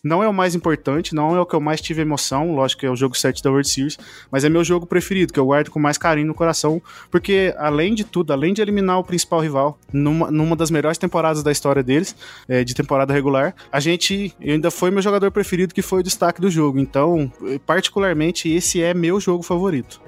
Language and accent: Portuguese; Poços de Caldas, Minas Gerais, Brazil; Eu sou de Poços, Poste Caldas, de Minas Gerais